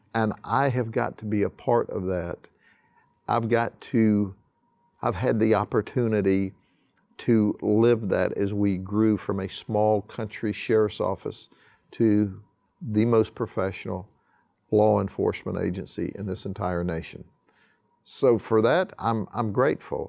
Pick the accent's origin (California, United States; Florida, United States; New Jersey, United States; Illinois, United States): Florida, United States; Lakeland; I was born and raised in Polk County and specifically in Lakeland